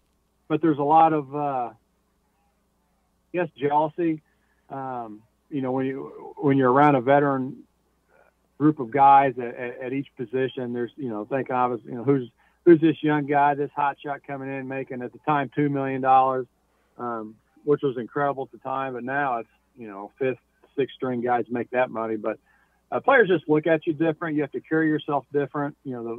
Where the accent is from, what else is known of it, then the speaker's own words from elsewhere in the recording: Indianapolis, Indiana, United States; obviously growing up in Indianapolis and being a number one pick here